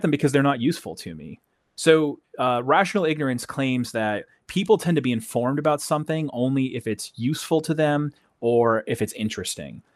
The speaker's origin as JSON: {"language": "English", "region": "New England", "country": "United States", "moved": "yes", "said": "I'm from the New England area of uh, of United States. I don't live there now, but that's where I'm from. I still think of myself as a New Englander"}